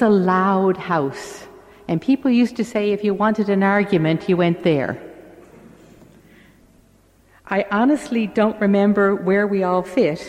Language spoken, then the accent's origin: English; St. John's, Newfoundland and Labrador, Canada; I'm the oldest of eight, and I grew up in St. John's in a three-bedroom house